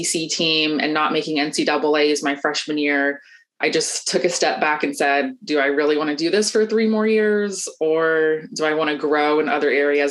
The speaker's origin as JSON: {"language": "English", "town": "Atlanta", "region": "Georgia", "country": "United States", "tie": "born or raised there", "said": "I'm from Atlanta, Georgia, born and raised, always lived here"}